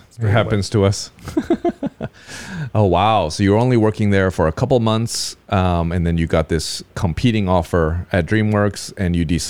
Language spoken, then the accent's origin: English; Southern California, United States; I grew up in Southern California, so of course I am very well aware of LA and the trappings of LA.